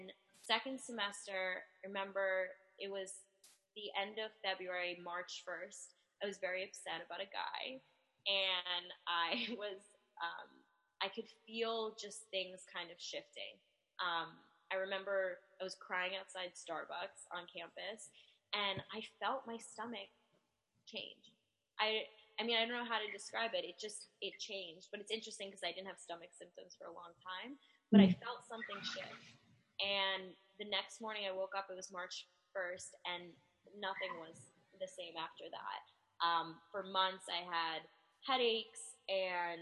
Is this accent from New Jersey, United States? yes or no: yes; New Jersey, United States; I am from New Jersey, and I'm an identical twin